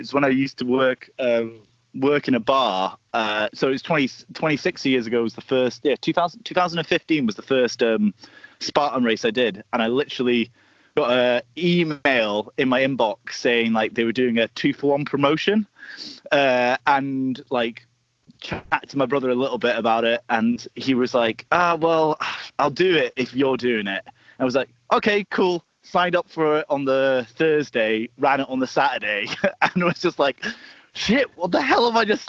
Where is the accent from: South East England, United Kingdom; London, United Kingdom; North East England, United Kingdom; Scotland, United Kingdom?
Scotland, United Kingdom; also born or lived in Wales; So I'm from Scotland originally, but I've lived kind of all over the place. And I've just moved back there after living in Wales for 5 years.